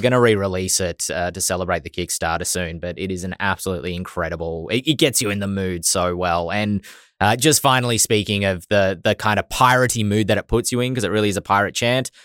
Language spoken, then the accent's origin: English; Australia; accent: Australian; my Australian accent.